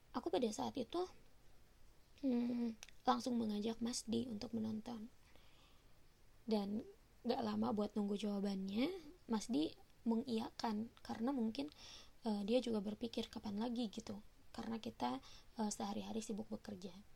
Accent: West Java, Indonesia; also born or lived in Bekasi; aku memang asli Sunda

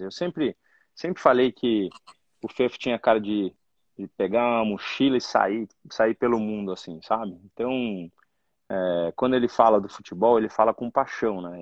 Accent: Brazil; como brasileiro

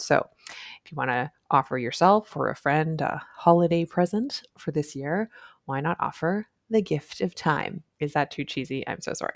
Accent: Canada; I'm a Canadian family physician

